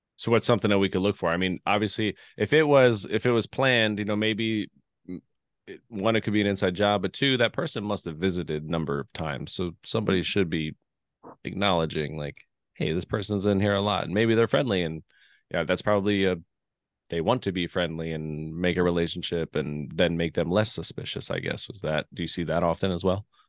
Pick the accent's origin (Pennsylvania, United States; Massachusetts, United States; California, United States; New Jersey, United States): Pennsylvania, United States; Lehigh Valley; I grew up in Lehigh Valley